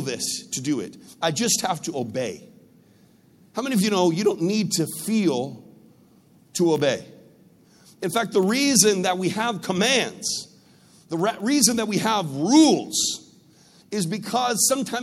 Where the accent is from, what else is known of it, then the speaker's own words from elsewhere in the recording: United States; I come from the United States. My country used to be part of the British Empire